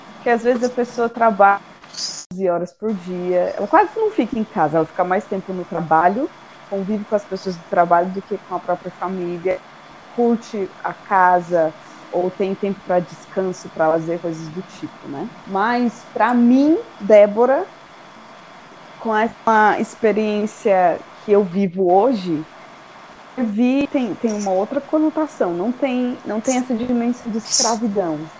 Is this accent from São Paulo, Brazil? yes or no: yes; São Paulo, Brazil; para mim, como paulista